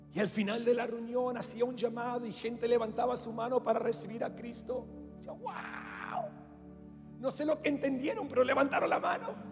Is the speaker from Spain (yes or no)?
no; Australia; first language English; Spanish is a second language; moved away as an adult; also born or lived in Latin America; mi primer idioma es el inglés. Yo soy australiano. Sé que mis ojos azules y mi cabello rubio te comunica eso. Nacido en Australia